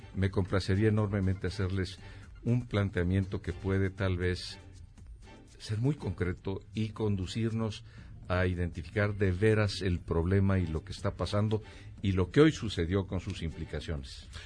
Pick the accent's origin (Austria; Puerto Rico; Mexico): Mexico; como mexicano